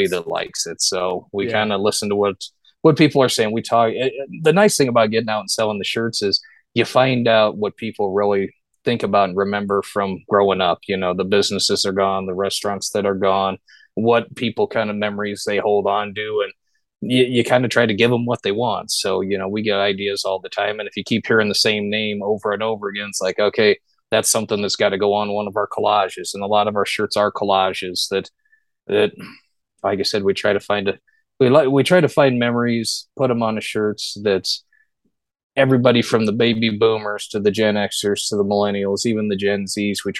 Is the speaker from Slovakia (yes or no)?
no; Omaha, Nebraska, United States; I grew up in South Omaha, loved the South Omaha nostalgia